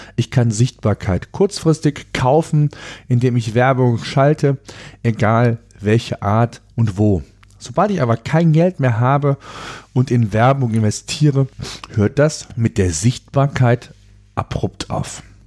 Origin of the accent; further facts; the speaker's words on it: Germany; hier bei uns in Deutschland